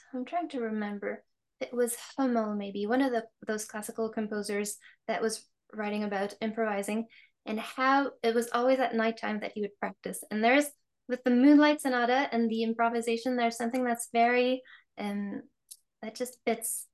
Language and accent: English; Quebec, Canada; I was born in Quebec